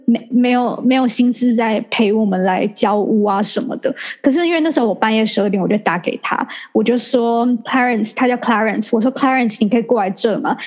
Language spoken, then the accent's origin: Chinese; Taiwan; now in Singapore; 我也是台湾人